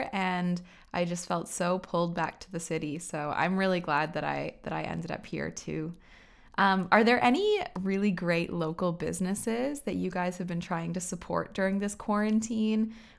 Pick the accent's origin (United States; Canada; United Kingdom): Canada; Waterloo, Ontario; also born or lived in Guelph; I grew up in Waterloo, and it's funny, I actually never thought that I would stay here as an adult. I went away to Guelph for university for 4 years and totally fell in love with Guelph.